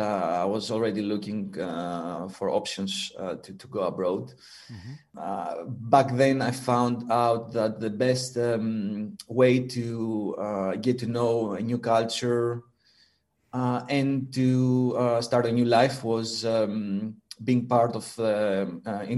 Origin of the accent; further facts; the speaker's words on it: Greece; moved away as an adult; now in Netherlands; I'm originally from Greece, and I arrived in the Netherlands in 2007